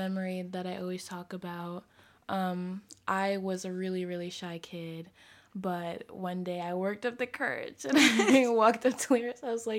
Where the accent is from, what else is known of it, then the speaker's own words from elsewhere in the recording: Boston, Massachusetts, United States; as you guys know. I'm from Boston. I'm 19, so I'm currently in college. I'm at Brown University, which is in Rhode Island.